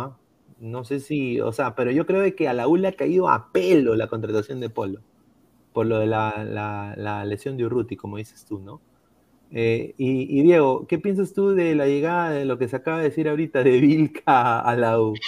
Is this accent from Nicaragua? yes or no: no; Peru